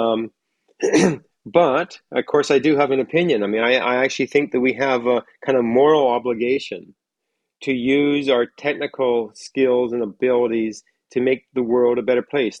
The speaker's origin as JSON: {"language": "English", "area": "North Coast", "region": "British Columbia", "country": "Canada", "tie": "born or raised there", "also_born_or_lived": "Marysville, Washington", "said": "I grew up in North Coast, British Columbia."}